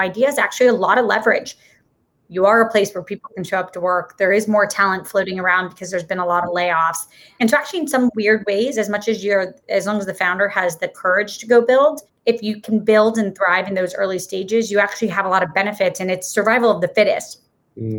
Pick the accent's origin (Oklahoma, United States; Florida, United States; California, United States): Florida, United States; moved away as an adult; also born or lived in Massachusetts; I grew up in Florida